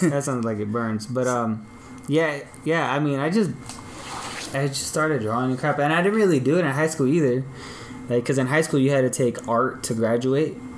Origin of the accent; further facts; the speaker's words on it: Long Beach, California, United States; also born or lived in Signal Hill, California; on the east side of Long Beach on 20th and Cedar